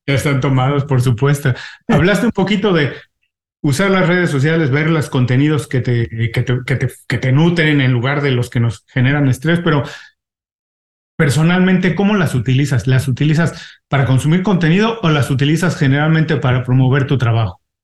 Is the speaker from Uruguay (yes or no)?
no; Mexico City, Mexico; accent: Mexican; now in Miami, United States; yo vivo en Miami, soy mexicano. Afortunadamente no he perdido mi acento mexicano, este, pero eh, soy de la Ciudad de México.